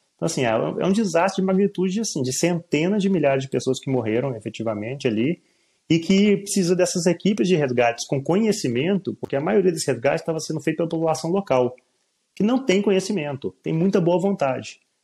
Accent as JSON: {"language": "Portuguese", "region": "Minas Gerais", "country": "Brazil", "said": "eu sou mineiro, sou de Minas Gerais, a terra das montanhas"}